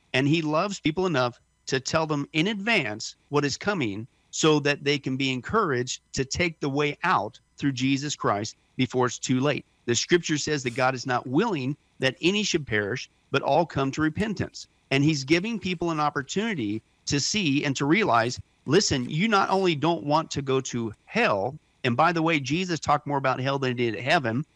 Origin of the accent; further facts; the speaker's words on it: Kansas and Nebraska, Midwest, United States; I grew up in Kansas and Nebraska